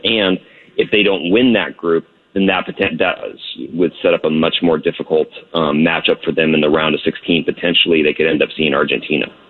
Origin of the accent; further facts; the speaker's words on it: United States; I'm from the U.S.